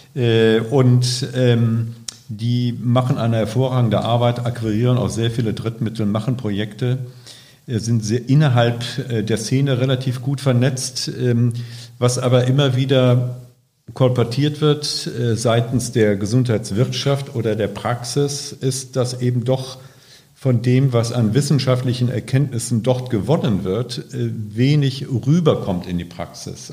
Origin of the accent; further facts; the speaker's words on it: Ahr Valley, Rhineland-Palatinate, Germany; moved away as an adult; also born or lived in Hamburg; now in Bremen, Germany; Ich komme gebürtig aus dem Ahrtal, äh, in der letzten Zeit bekannt geworden durch die Flut. Äh, und da steht auch mein Elternhaus noch